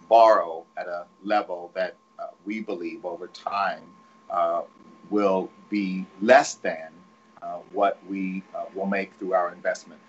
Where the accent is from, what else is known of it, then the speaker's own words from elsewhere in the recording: Texas, United States; I'm from Texas